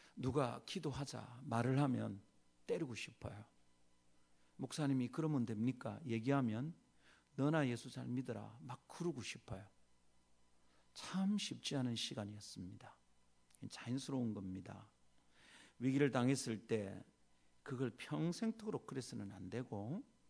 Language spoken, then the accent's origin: Korean; South Korea; 유교적 정황인 한국에서 태어나서 산